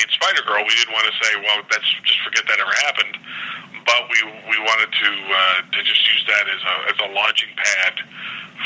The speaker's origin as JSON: {"language": "English", "town": "Pittsburgh", "region": "Pennsylvania", "country": "United States", "said": "I'm from Pittsburgh"}